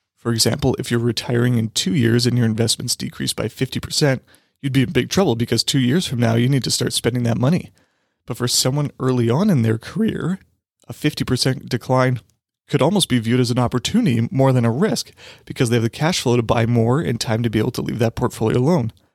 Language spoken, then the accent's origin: English; Saskatchewan, Canada; I'm from Saskatchewan